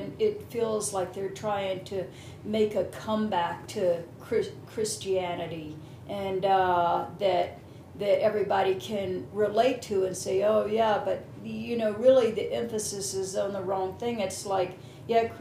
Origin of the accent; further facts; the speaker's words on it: Southeast, United States; I'm from the Southeast. I think it's called the Bible Belt.